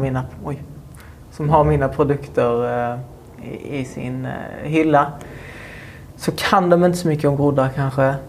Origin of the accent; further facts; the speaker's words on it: Munka Ljungby, Skåne, Sweden; mitt hus där jag växte upp